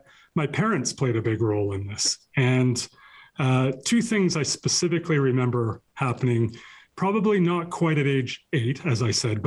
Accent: Cranbrook, British Columbia, Canada; the small town I grew up in Cranbrook, in southeast corner of British Columbia

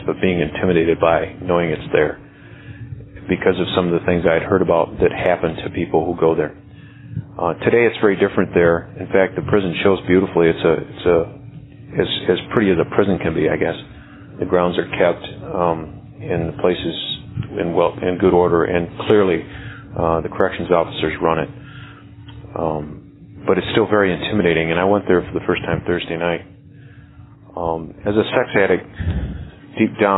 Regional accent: Michigan, United States; Being a native of Michigan, I've known about Jackson State all of my life.

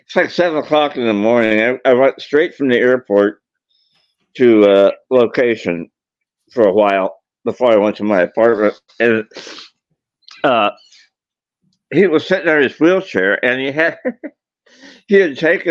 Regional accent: Indiana, United States; moved away; also born or lived in Chicago; I'm from Indiana originally.

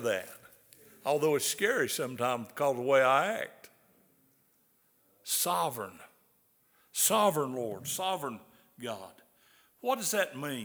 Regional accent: the South, United States; accent: southern; my southern accent.

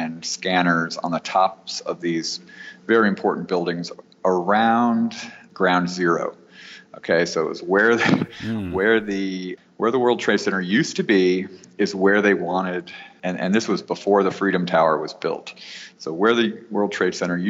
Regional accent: New York, United States; moved away as an adult; now in Los Angeles, United States; I'm from New York, and I was living in New York

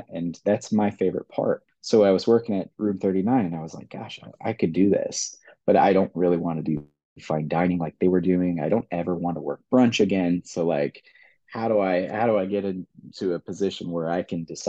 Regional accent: Kansas City, United States; I'm born and raised in Kansas City

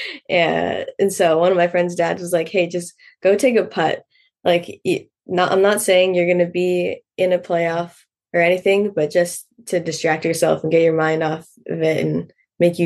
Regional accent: Hampstead, New Hampshire, United States; I grew up in Hempstead, New Hampshire

